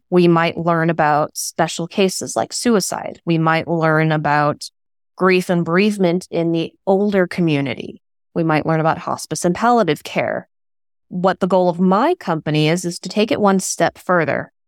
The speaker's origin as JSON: {"language": "English", "region": "West Coast", "country": "United States", "tie": "born or raised there", "said": "I grew up on the West Coast"}